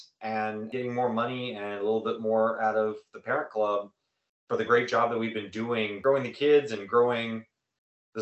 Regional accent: Durham, North Carolina, United States; I grew up in Durham

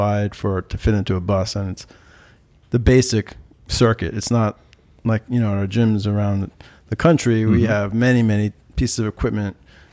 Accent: New York, United States; I'm from New York

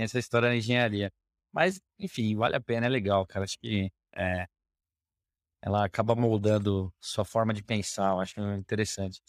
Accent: São Paulo, Brazil; Sou aqui de, de São Paulo, é, nascido, criado por aqui

